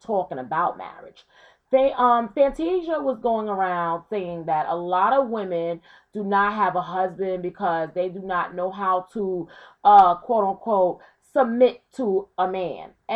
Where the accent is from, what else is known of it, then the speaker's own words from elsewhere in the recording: Brooklyn, New York, United States; growing up in Brooklyn in the 90s